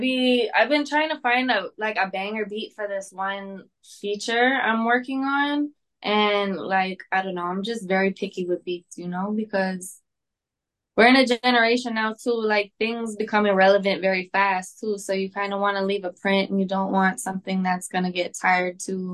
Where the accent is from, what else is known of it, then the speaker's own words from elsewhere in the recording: Wawa, Ontario, Canada; Wawa, Ontario. Oh, so you really did your research.